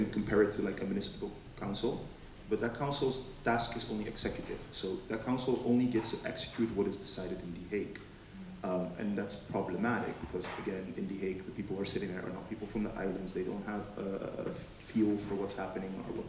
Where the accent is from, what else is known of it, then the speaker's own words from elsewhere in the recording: Caribbean Netherlands; I come from Bonaire. It's one of the islands still under the control of the Dutch